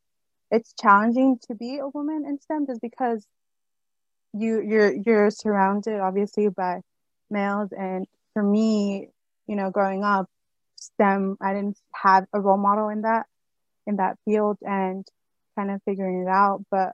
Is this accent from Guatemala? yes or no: yes; Guatemala; when I explained that I'm from Guatemala, I think they get confused and they mention that I have to explain that I'm not from Guadalajara